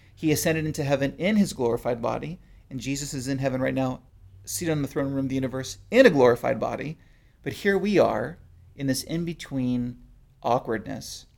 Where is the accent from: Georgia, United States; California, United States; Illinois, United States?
California, United States; I'm from California